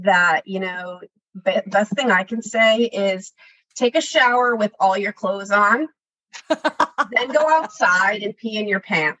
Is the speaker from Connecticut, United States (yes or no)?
yes; Connecticut, United States; Now that I don't live in Connecticut, I miss it. I miss the change of seasons.